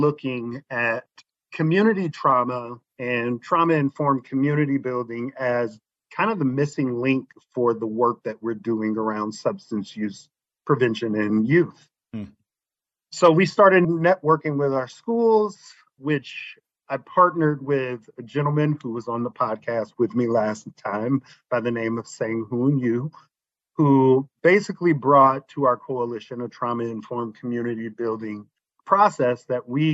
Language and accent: English; East St. Louis, Illinois, United States; moved away as an adult; now in Arizona, United States; I grew up on the east side of St. Louis, which is in Illinois